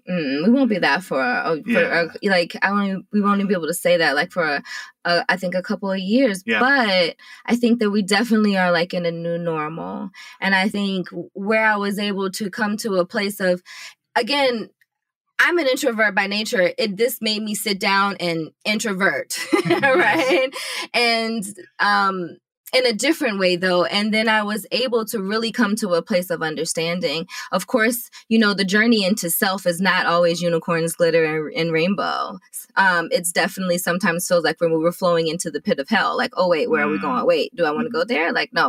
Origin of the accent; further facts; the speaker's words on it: Richmond, Virginia, United States; I'm from Richmond, but I have lived all over the world. My father was in the Army.